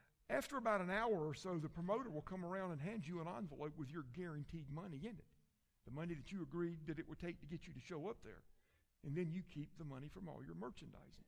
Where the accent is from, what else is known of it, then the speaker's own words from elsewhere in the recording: Columbia, South Carolina, United States; also born or lived in Calhoun, Georgia; I was born and raised in Columbia, South Carolina. In 1973, my dad moved our family to Calhoun, Georgia. We stayed there until 1978, 5 years later, and we moved back to Columbia